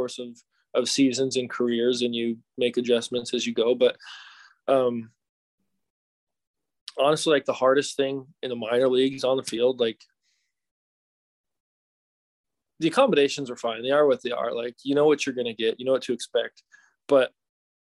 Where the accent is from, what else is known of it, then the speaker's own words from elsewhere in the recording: Salt Lake City, Utah, United States; I'm from Salt Lake City